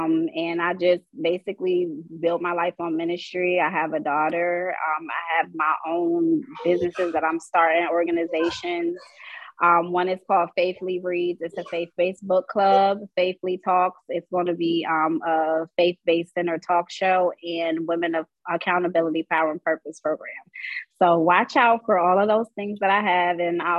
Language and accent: English; Wilmington, Delaware, United States; moved away as an adult; now in Tallahassee, United States; I'm from Wilmington, Delaware. I'm just traveling through these barren lands. I'm here in Tallahassee for school